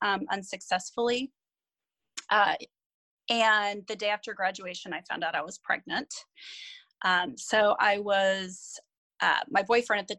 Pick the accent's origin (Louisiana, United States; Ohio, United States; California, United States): California, United States; San Diego; moved away as an adult; I grew up in San Diego with my parents and older brother